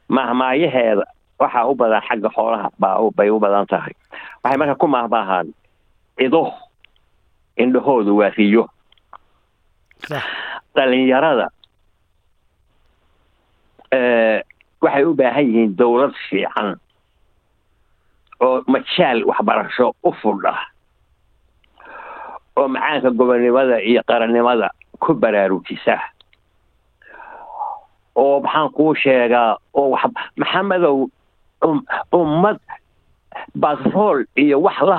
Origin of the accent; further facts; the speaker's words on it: Somalia; moved away; waxaan yidhi waxaan ahay etoobiyaan baan ah anoo ka xishooday inaan idhaa soomaali baan